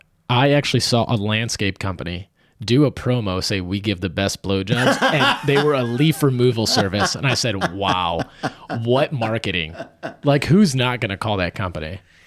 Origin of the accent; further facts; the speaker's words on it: Midwest, United States; I'm like, I've been one, I'm from the Midwest.